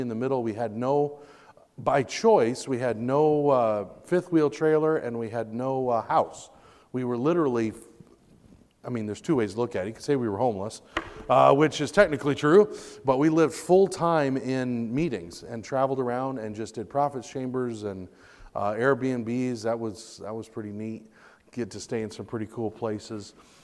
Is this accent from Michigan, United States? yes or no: yes; Michigan, United States; now in Pensacola, United States; I was born and raised in Michigan